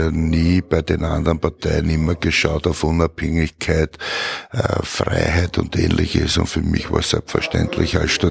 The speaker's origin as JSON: {"language": "German", "region": "Vienna", "country": "Austria", "tie": "born or raised there", "said": "Bin in Wien geboren, wohne in Wien, wie immer in meinem Heimatbezirk Wien-Donaustadt"}